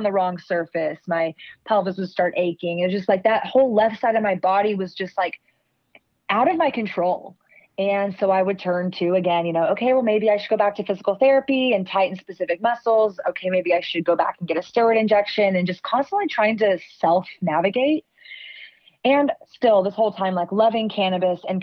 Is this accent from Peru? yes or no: no; Austin, Texas, United States; growing up in Austin, we are coined the live music capital of the world.